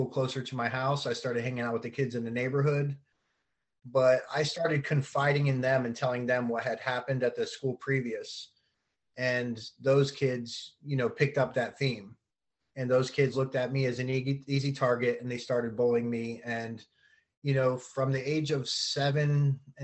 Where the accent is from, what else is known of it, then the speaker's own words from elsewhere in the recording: Keyport, New Jersey, United States; also born or lived in Union Beach, New Jersey; I was born in New Jersey, and I come from a very big family there